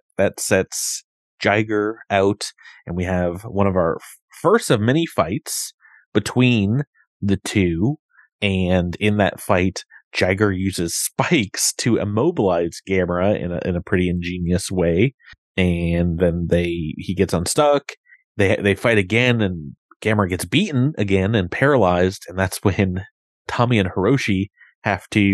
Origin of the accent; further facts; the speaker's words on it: Long Island, New York, United States; I grew up on Long Island